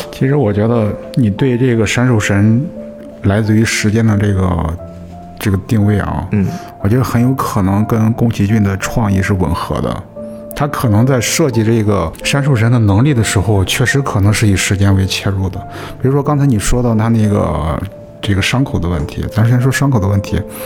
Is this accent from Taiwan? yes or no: no; China; 我们中国人也会认为，每一次死亡也是意义非常重大